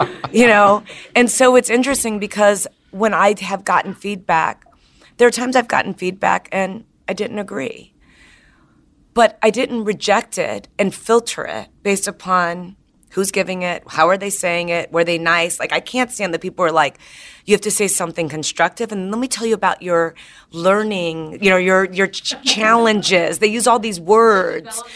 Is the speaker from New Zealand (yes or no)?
no; Chicago, Illinois, United States; now in San Francisco, United States; I'm from Chicago